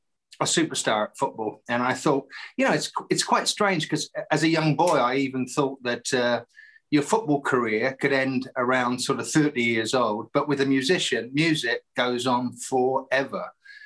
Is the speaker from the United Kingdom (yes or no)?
yes; England, United Kingdom; I didn't really know too much about … in England when I was a kid.